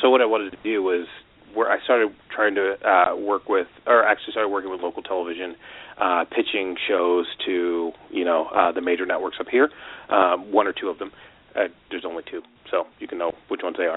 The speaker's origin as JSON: {"language": "English", "region": "Washington", "country": "United States", "tie": "born or raised there", "also_born_or_lived": "California", "moved": "as an adult", "said": "I grew up in Washington State, and I moved down to California to go to school"}